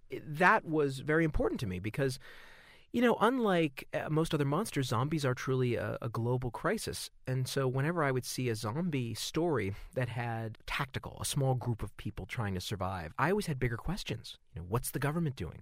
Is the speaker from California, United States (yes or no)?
yes; Southern California, United States; growing up in Southern California